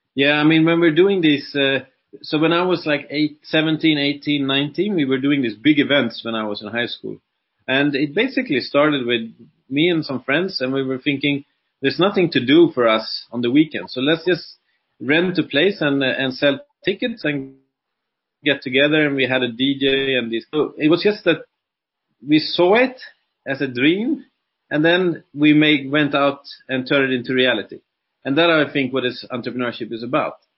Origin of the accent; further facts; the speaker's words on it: Sweden; moved away as an adult; now in Dubai, United Arab Emirates; I'm uh, originally from Sweden, like I said, and been living in Dubai since 2007